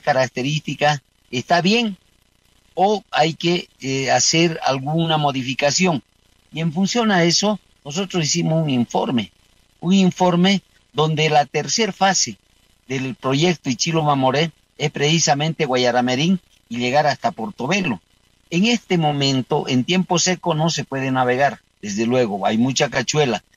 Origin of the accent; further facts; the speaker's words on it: Beni, Bolivia; Yo soy del Beni